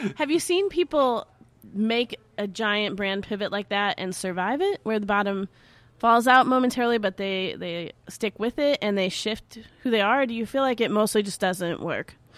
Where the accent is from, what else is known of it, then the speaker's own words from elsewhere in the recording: Chicago, Illinois, United States; growing up in Chicago